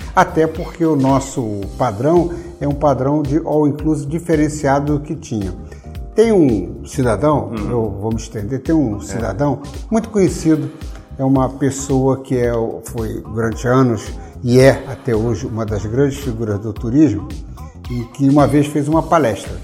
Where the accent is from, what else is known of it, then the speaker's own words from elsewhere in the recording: Brazil; eu, como brasileiro